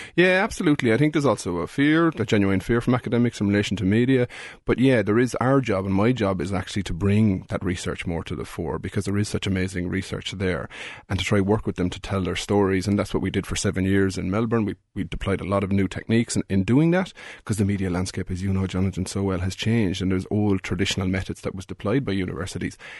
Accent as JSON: {"language": "English", "country": "Ireland", "also_born_or_lived": "Australia", "moved": "as an adult", "said": "as an Irish person when you're living abroad"}